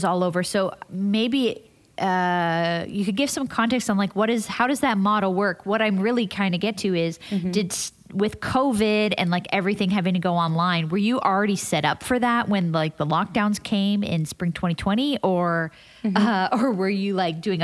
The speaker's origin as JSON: {"language": "English", "town": "Toronto", "region": "Ontario", "country": "Canada", "moved": "yes", "said": "I'm from Toronto"}